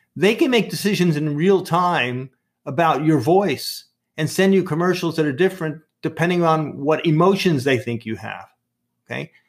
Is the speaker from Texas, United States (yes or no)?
no; New York City, New York, United States; accent: Brooklyn; my Brooklyn accent